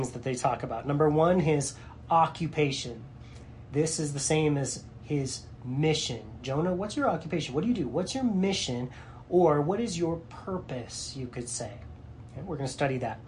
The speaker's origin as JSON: {"language": "English", "country": "United States", "said": "for me as an American"}